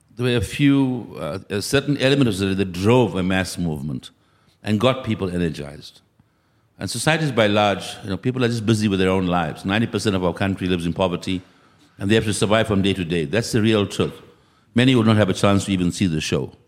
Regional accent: South Africa

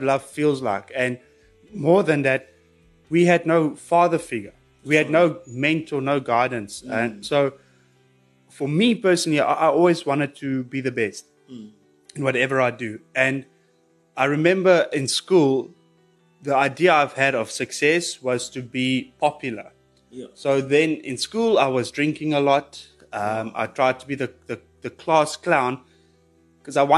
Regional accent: Pretoria, Gauteng, South Africa; I was born in Pretoria

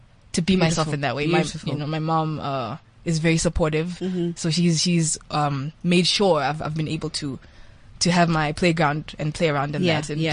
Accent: Eswatini

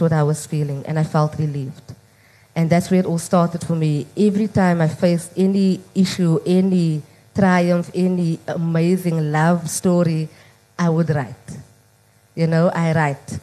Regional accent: Cape Town, Western Cape, South Africa; growing up in Mitchell's Plain

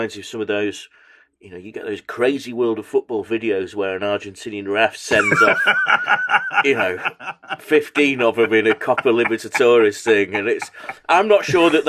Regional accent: Macclesfield, North West England, United Kingdom; I'm from Macclesfield.

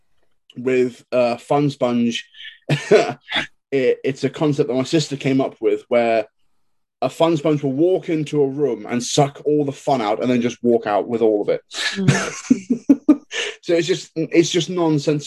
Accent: England, United Kingdom; I come from England, we are quite well taught

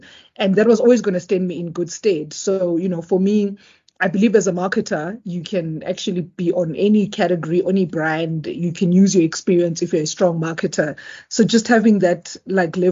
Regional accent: South Africa; also born or lived in Eswatini; So I am South African, but I wasn't born here. So I was born in Eswatini, previously Swaziland

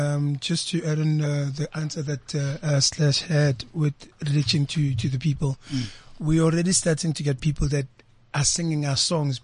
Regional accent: Vosloorus, Gauteng, South Africa; Hello, everyone. This is … from Vostoros

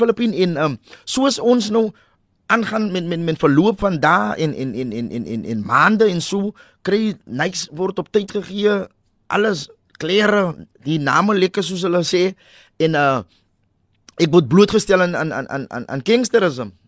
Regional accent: Cape Town, Western Cape, South Africa; also born or lived in Hillview; ek het 19 jaar groot geword in Parkwood. Ons verhuis

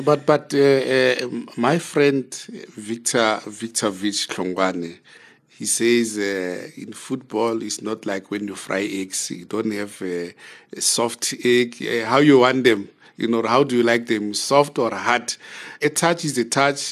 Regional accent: Zambia; We're from Zambia.

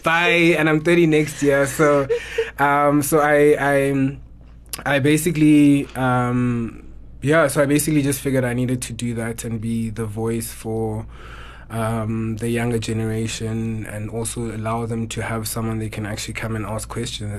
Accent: Eastern Cape, South Africa; now in Johannesburg, South Africa; born and bred in the Eastern Cape

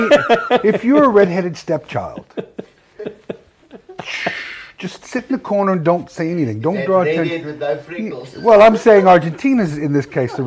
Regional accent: Wales, United Kingdom; as a Welshman

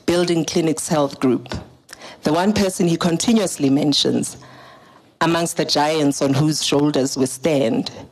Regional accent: Daveyton, Gauteng, South Africa; I'm from Daveyton

